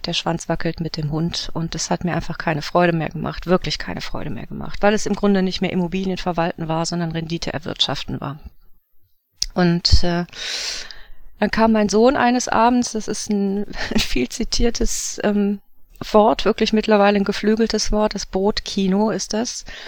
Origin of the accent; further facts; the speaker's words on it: Wuppertal, North Rhine-Westphalia, Germany; also born or lived in Swabia; ich komme aus Wuppertal